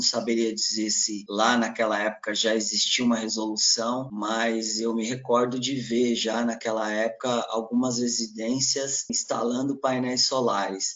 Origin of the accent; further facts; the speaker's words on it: São Paulo, Brazil; also born or lived in Minas Gerais / Goiás; Eu nasci aqui na cidade de São Paulo, na capital. Cresci aqui também